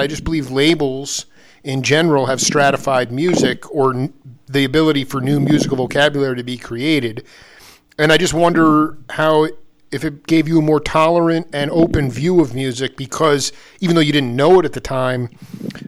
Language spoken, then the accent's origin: English; Stony Brook, New York, United States; I grew up in Stony Brook